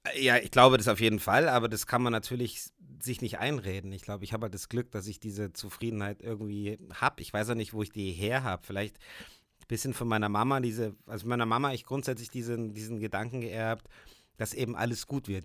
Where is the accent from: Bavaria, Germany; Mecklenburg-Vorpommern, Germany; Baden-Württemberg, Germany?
Bavaria, Germany; Puchheim; in meinem alten Elternhaus, wo wir aufgewachsen sind in Puchheim, obwohl ich da schon lange nicht mehr wohne